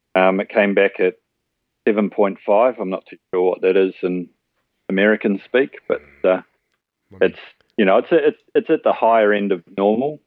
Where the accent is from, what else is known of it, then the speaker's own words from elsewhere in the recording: New Zealand; moved away as an adult; now in Australia; I'm born and bred in New Zealand.